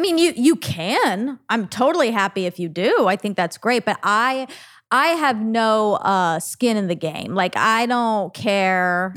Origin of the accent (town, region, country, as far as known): Duluth, Minnesota, United States; born or raised there; moved away